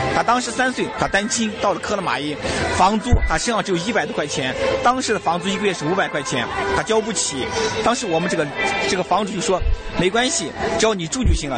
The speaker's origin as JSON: {"language": "Chinese", "town": "Karamay", "region": "Xinjiang", "country": "China", "tie": "born or raised there", "said": "我生在这儿，长在这儿，我已经，我已经把我当成克拉玛依人，我肯定就，就是克拉玛依人"}